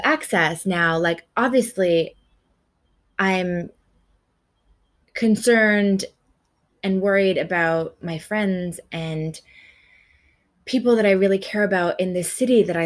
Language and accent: English; Canada; now in Australia; I'm a Canadian living in Australia